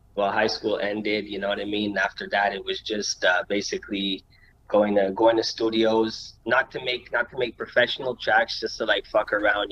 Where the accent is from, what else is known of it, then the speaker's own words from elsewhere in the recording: Montreal, Quebec, Canada; I was born right here in Montreal. You know what I mean? Born and raised, plateau